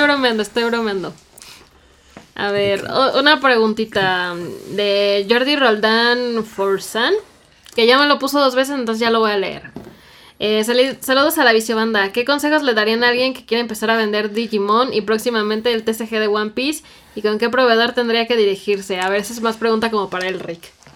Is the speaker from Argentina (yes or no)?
no; Mexico; accent: Mexican; yo sé que soy mexicana y que tal vez no pronuncio pues de la misma forma